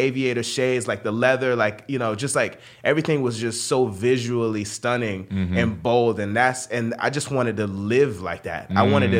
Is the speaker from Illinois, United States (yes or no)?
no; Sarasota, Florida, United States; born or raised there